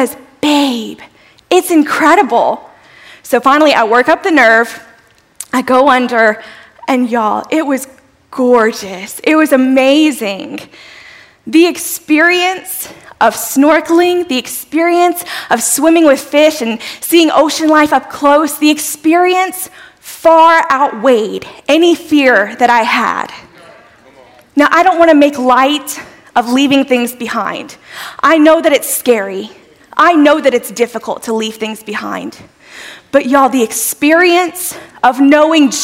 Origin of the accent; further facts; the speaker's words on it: South Louisiana, United States; I'm a girl from South Louisiana